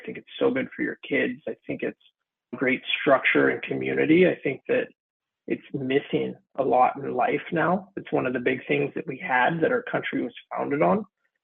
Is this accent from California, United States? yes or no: yes; Santa Clarita, California, United States; also born or lived in San Fernando Valley / Sherman Oaks / Woodland Hills; I was born and raised in Santa Clarita since I was a little kid